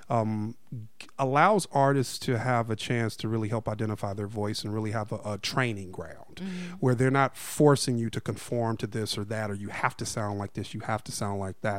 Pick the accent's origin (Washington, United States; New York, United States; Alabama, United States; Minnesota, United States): Alabama, United States; accent: Southern; moved away; also born or lived in Chicago, Illinois; when I was probably like 10 or 11 actually my mother and i moved to alabama and so I spent ah. several years in ah, Alabama